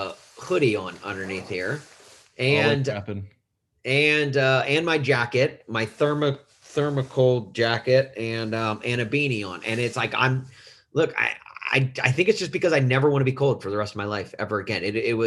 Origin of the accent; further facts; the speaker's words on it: Nashville, Tennessee, United States; now in Chicago, United States; I'm from Nashville